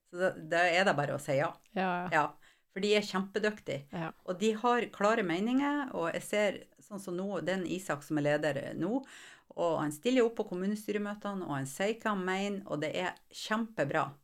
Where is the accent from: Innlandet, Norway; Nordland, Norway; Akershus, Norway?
Nordland, Norway; Mosjøen; accent: broad Vefsn dialect (vefsning)